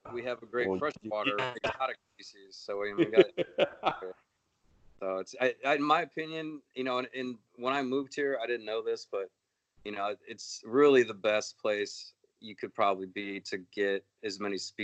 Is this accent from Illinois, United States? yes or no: yes; Chicago, Illinois, United States; now in Florida, United States; I grew up in the Chicago area